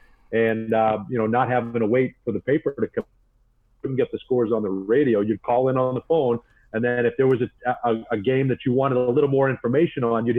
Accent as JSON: {"language": "English", "town": "Woburn", "region": "Massachusetts", "country": "United States", "tie": "born or raised there", "also_born_or_lived": "Upstate New York", "moved": "yes", "lives_now": "Orlando, United States", "said": "I'm from Boston, Massachusetts originally. So I grew up about 10 miles north, a suburb called Woburn."}